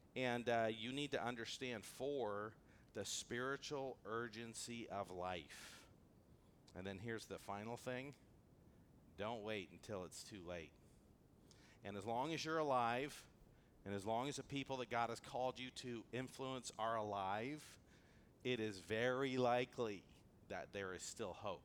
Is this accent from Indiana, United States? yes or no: no; Antelope Valley, California, United States; I grew up in the Antelope Valley where things can be a little bit rough